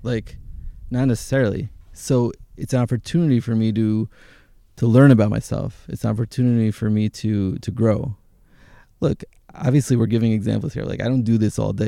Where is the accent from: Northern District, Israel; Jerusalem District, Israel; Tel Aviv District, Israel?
Jerusalem District, Israel; Jerusalem; also born or lived in Teaneck, New Jersey, United States / Hashmonaim; I grew up in, in Jerusalem, in Jerusalem.